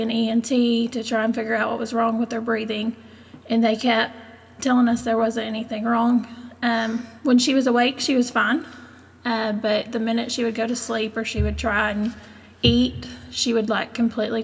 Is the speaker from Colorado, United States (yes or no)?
no; Hico, Texas, United States; also born or lived in Stephenville, Texas; I grew up in Hyco, lived there all my life